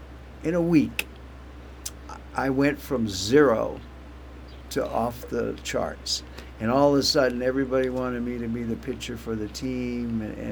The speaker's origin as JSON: {"language": "English", "town": "Glendale", "region": "California", "country": "United States", "tie": "born or raised there", "said": "Glendale, California."}